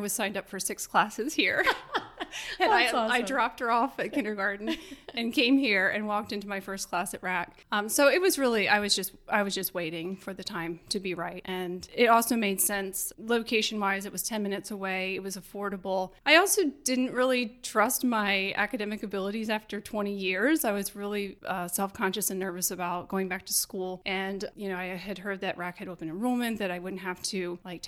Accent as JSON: {"language": "English", "town": "Elverson", "region": "Pennsylvania", "country": "United States", "tie": "born or raised there", "also_born_or_lived": "Mexico City, Mexico / Miami, Florida / Berks County, Pennsylvania", "said": "I'm from the Elverson area, so that's where I would have gone to school"}